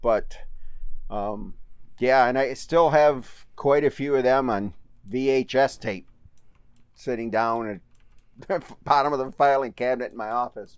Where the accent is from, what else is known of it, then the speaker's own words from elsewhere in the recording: Manchester, Michigan, United States; also born or lived in Howell, Michigan / Brighton, Michigan; And when I was seven or eight years old, my folks, we moved to a little town called Manchester.